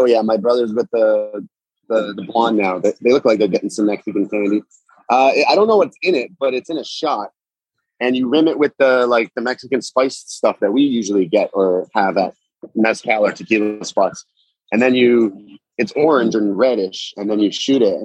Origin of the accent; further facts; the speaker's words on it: Toronto, Ontario, Canada; I'm Canadian. I'm from Toronto